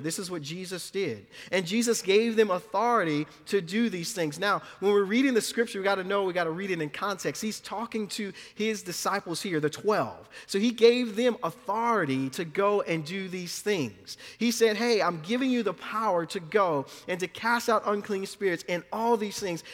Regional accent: New Orleans, Louisiana, United States; born or raised there; moved away

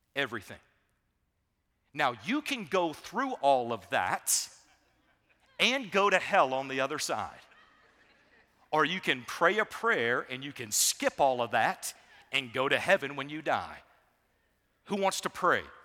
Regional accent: Savannah, Georgia, United States; I grew up in Savannah, Georgia

